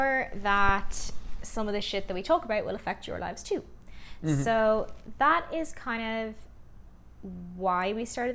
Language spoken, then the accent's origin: English; Ireland; for a lot of us in Ireland, for instance, like, we grew up in the Celtic Tiger